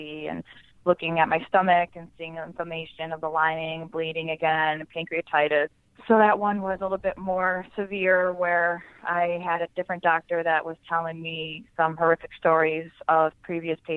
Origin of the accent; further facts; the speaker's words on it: Buffalo, New York, United States; moved away as an adult; now in Chicago, United States; I'm from Buffalo, New York. Huge Bills fan. I moved to Chicago April of 2012.